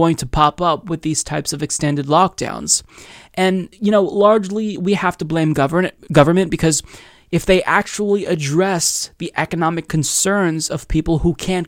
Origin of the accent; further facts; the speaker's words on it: Oregon, United States; my home state of Oregon